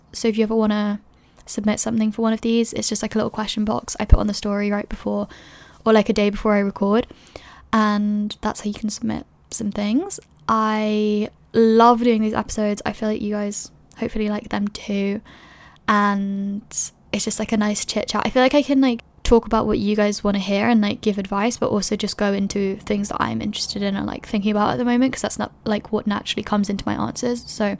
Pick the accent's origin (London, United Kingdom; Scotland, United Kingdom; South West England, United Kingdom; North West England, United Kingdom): London, United Kingdom; moved away as an adult; also born or lived in Edinburgh; When I was in first year, I moved to Edinburgh from London. I was 18, I didn't know anybody